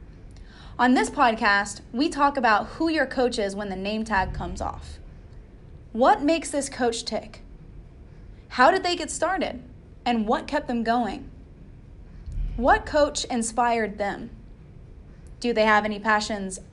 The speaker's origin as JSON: {"language": "English", "region": "Texas", "country": "United States", "accent": "Texas drawl", "said": "I can't take the Texas draw out of my accent"}